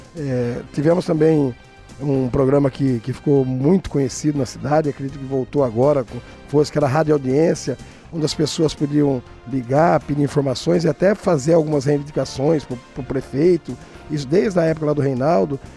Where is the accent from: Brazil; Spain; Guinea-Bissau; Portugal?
Brazil; eu sou nascido e criado no Datuba